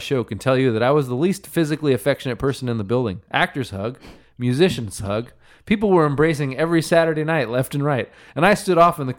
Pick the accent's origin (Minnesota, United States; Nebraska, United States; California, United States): Minnesota, United States; I grew up in Minnesota.